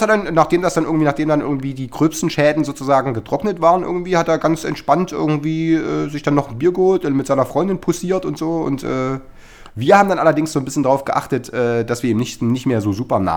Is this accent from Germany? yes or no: yes; Chemnitz, Saxony, Germany; ich habe ganz, ganz früher schon so eine, so eine äh, Kiddie-Punk-Band gehabt in, äh, in Karl-Marx, wo ich herkomme.